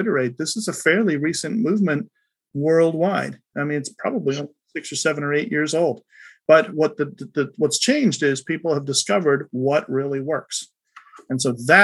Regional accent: United States; as an American

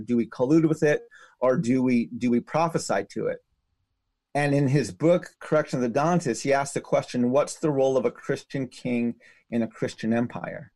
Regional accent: United States; my life as an American citizen is the day I acknowledged the Constitution wasn't written to protect me as a native man.

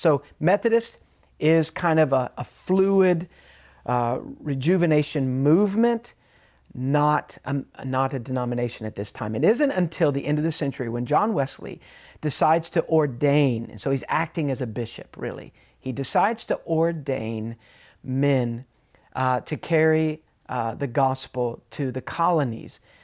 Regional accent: England, United Kingdom; I'm English

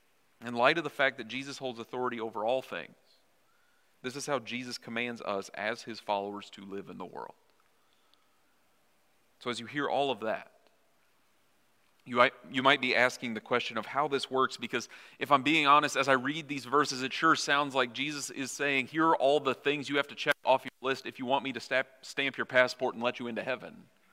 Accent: Missouri, United States; now in Minnesota, United States; I haven't tried to sound less like I'm from Missouri, but the longer I don't live in Missouri, I can't help but sound different, if that makes sense.

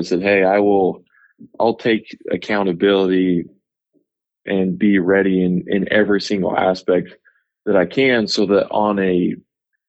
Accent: Idaho, United States; moved away as an adult; now in Utah, United States; I grew up in Idaho.

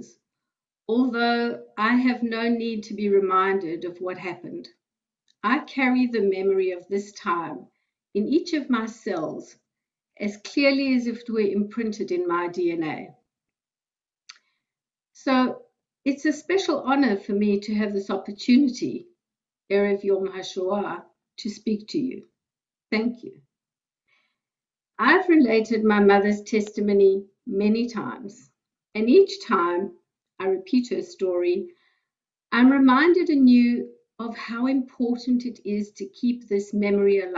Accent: South Africa; moved away as an adult; now in Australia; I was born in South Africa and I emigrated to Australia in 1991, where I live with my husband

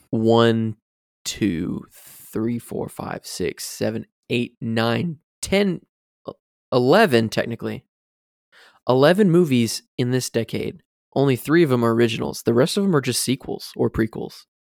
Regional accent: Florida, United States; growing up in Florida, you have to learn a little bit of Spanish

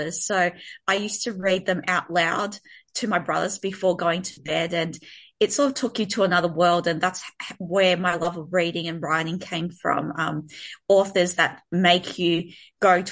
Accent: Melbourne, Victoria, Australia; I'm from Melbourne, Australia

